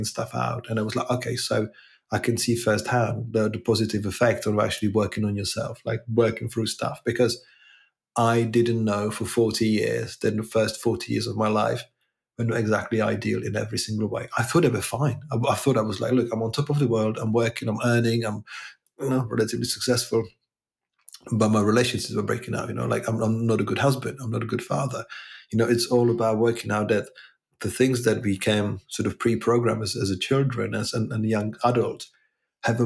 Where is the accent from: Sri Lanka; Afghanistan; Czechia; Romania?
Czechia; now in England, United Kingdom; I'm originally from Czech Republic